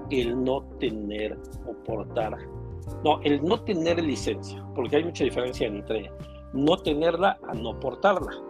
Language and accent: Spanish; Tlaxcala, Mexico; pero yo soy de Tlaxcala, mi licencia es de Tlaxcala.